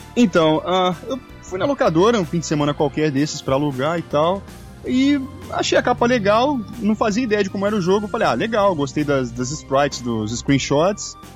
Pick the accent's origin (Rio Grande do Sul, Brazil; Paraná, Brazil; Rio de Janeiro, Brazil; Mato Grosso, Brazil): Rio de Janeiro, Brazil; Volta Redonda; moved away as an adult; now in São Paulo, Brazil; eu sou do Rio de Janeiro, não da cidade, sou do estado do Rio, da cidade de Volta Redonda.